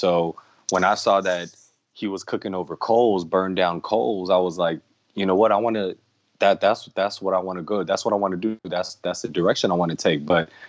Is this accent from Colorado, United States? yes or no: no; Los Angeles, California, United States; I'm from Los Angeles, California. Man, I've been grilling since I was a kid. My dad, he comes from Indonesia, from the islands